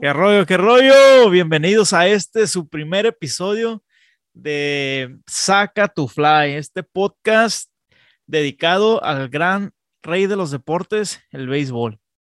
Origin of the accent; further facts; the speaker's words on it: Tijuana, Baja California, Mexico; also born or lived in Texas; now in San Diego, United States; yo soy nacido en Tijuana, Baja California, pero soy criado pues en, en la frontera, la, la, neta, entre San Diego y Tijuana, San Diego y Tijuana.